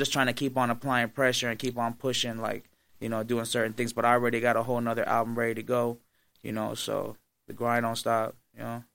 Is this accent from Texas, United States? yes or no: no; Las Vegas, Nevada, United States; I'm from Vegas